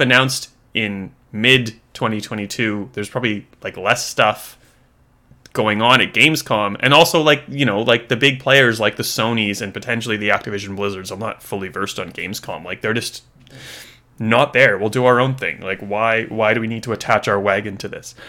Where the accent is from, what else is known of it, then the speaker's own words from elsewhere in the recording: Australia; as an Australian